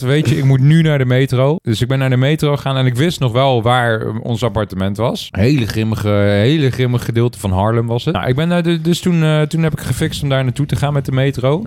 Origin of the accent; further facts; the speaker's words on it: Netherlands; als Nederlander